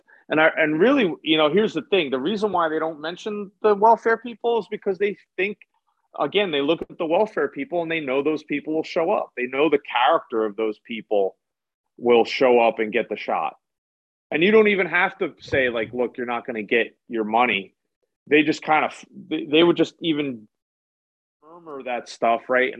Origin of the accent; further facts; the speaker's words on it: United States; as an American